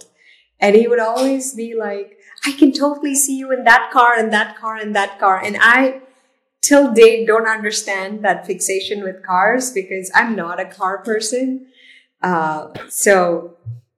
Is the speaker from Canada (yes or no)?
no; India; moved away; being in India or growing up in India